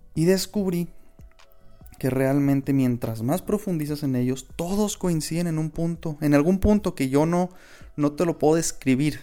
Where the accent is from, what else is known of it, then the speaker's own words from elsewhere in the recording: Chihuahua, Mexico; yo soy de Chihuahua, mis abuelos son de Delicias